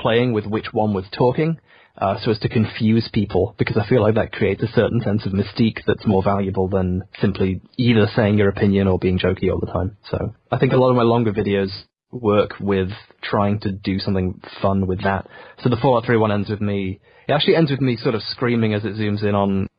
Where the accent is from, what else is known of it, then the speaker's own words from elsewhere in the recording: England, United Kingdom; being British, being English, had this premium where people listen to you.